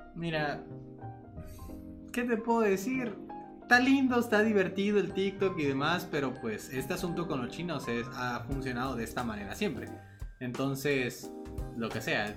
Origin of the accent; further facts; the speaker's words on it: Mexico; nosotros somos de México